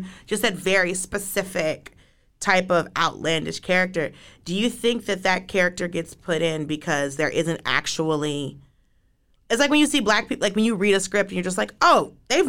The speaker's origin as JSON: {"language": "English", "region": "the South", "country": "United States", "said": "I'm from the South."}